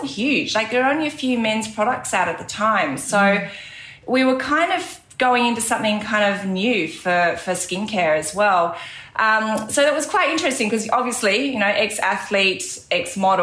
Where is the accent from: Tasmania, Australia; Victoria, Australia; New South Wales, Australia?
Tasmania, Australia; moved away; I grew up in Tasmania